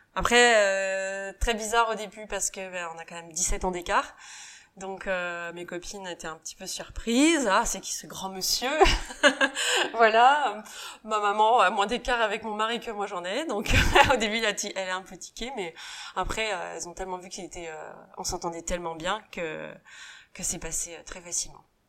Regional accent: Saint-Nazaire, Pays de la Loire, France; moved away; also born or lived in Asia; je suis née à Saint-Nazaire, donc euh, on dit pas que ce soit la Bretagne, ça reste quand même les Pays de Loire. Donc euh, on habite sur la côte sauvage, et c'est vrai qu'on a plutôt une enfance assez sauvage

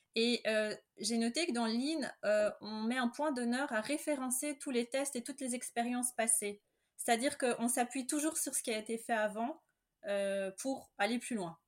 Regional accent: Belgium; je suis belge

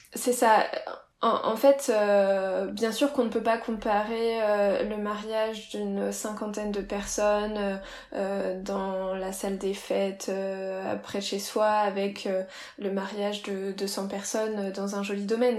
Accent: Reims, Grand Est, France; moi je viens de, de Reims

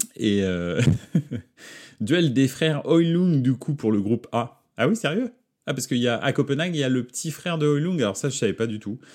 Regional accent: Paris, Île-de-France, France; Paris, c'est ma ville, c'est là où j'ai grandi

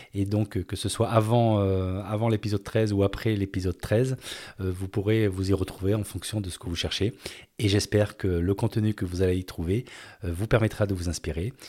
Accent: France; moved away as an adult; also born or lived in Hungary / Venezuela / Spain / Singapore; en 2020, j'ai décidé de rentrer à la base, donc de rentrer en France

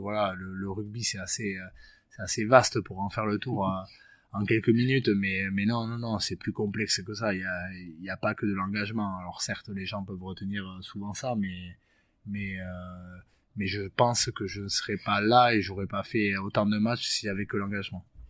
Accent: Bayonne, Nouvelle-Aquitaine, France; moved away as an adult; also born or lived in Perpignan; je suis né à Bayonne et, j'ai plutôt évolué dans le Sud-Ouest

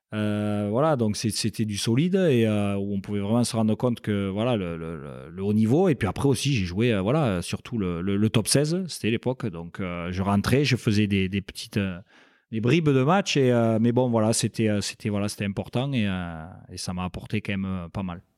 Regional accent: Castres, Occitania, France; j'étais originaire de Castres, donc voilà, je suis un pur castré et donc voilà j'ai j'ai vécu euh, mes débuts euh, là-bas.

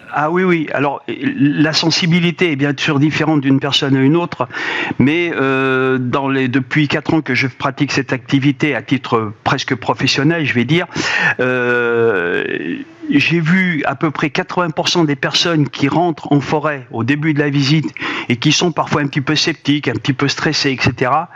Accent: Auvergne-Rhône-Alpes, France; je suis originaire de la Haute-Auvergne

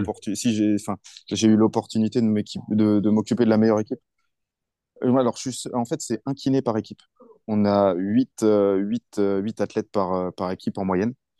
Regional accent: France; moved away as an adult; also born or lived in Paris / Bordeaux; now in China; quand je viens de France

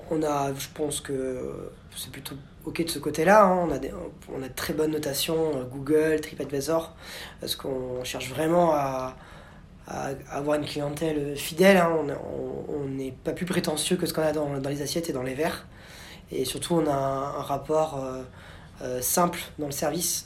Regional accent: Bordeaux, Nouvelle-Aquitaine, France; j'ai grandi à Bordeaux

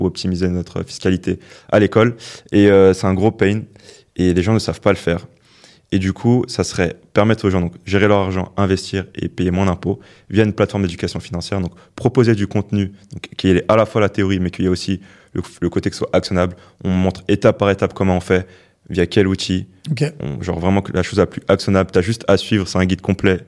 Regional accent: Le Plessis-Bouchard, Île-de-France, France; Je viens de banlieue, genre du Val d'Oise. Genre la ville d'où je viens

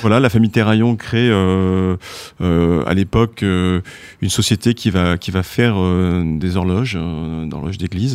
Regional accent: France; quand on est français

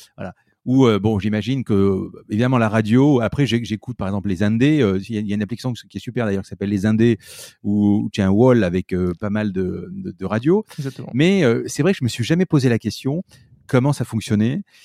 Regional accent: Marseille, Provence-Alpes-Côte d'Azur, France; je suis Marseillais à Marseille

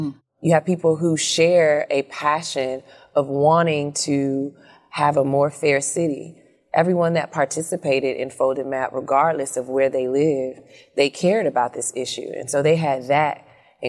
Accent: Chicago, Illinois, United States; We grew up in Inglewood

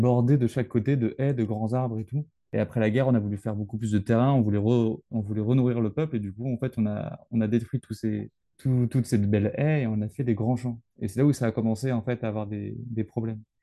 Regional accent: Brittany, France; je suis breton

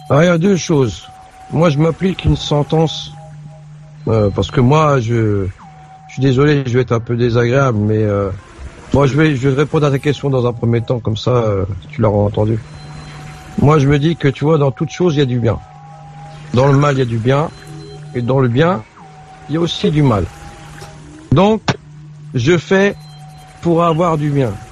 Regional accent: France; born there; moi, je suis né en France, donc j'ai pas connu ce que mon père a vécu et mes parents ont vécu.

